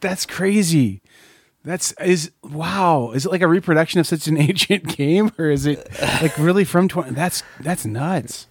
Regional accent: Corn Belt, United States; moved away; I grew up here in the Corn Belt, but I live here in the Bible Belt still.

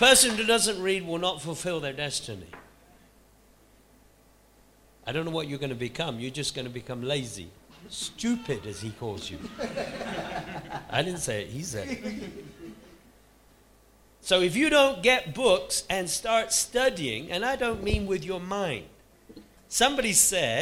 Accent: United Kingdom; here we are in our little country

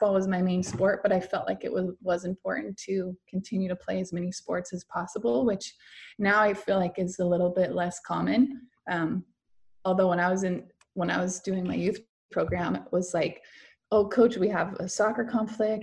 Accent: Stayton, Oregon, United States; growing up in Staten, obviously a smaller town

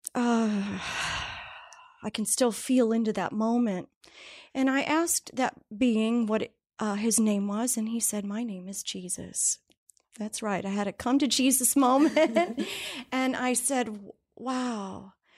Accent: Ohio, United States; I grew up in Ohio, had a great family.

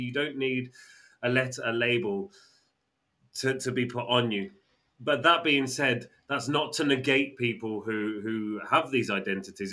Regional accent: England, United Kingdom; we're English

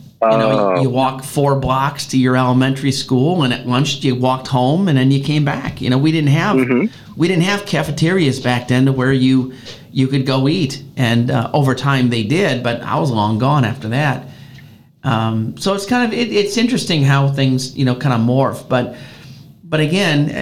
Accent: Chicago, Illinois, United States; moved away; I grew up in Chicago

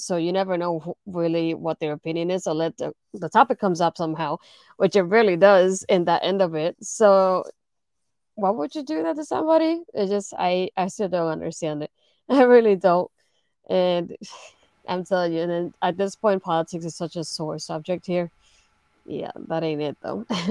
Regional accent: Puerto Rico; now in United States; technically, I'm not American. I'm from Puerto Rico.

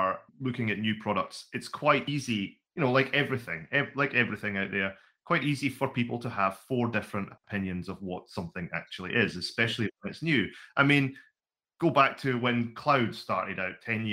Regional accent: Scotland, United Kingdom; now in Wellington, New Zealand; Originally, I'm from Scotland.

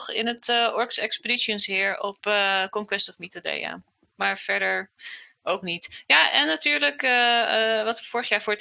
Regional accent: Groningen, Netherlands; ik ben eh, noorden van het land, Groningen.

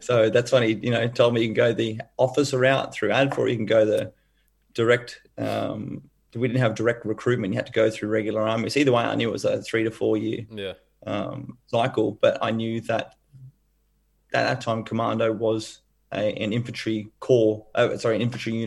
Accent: Brisbane, Queensland, Australia; I grew up here in Brisbane

